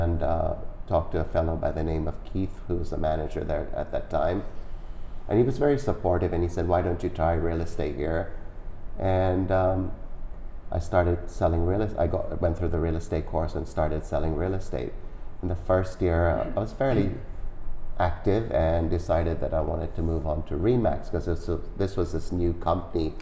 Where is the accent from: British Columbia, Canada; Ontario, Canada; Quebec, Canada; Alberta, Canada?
British Columbia, Canada; Vancouver; I'm from Vancouver